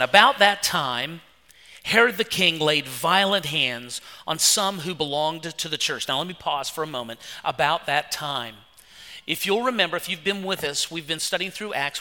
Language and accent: English; West Virginia, United States; moved away; I'm from West Virginia